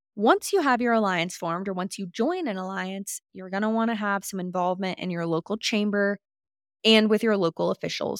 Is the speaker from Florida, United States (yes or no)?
yes; Florida, United States; now in Jackson Hole, United States; I am from Florida, which you all know this by now, and moved out to Jackson Hole